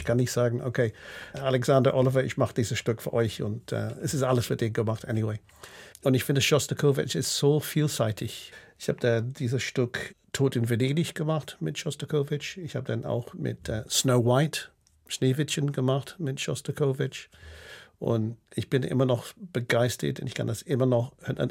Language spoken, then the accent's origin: German; United Kingdom; German is a second language; also born or lived in Berlin, Germany; now in Basel, Switzerland; Ich habe immer noch so einen, einen britischen Pass und einen Schweizer Pass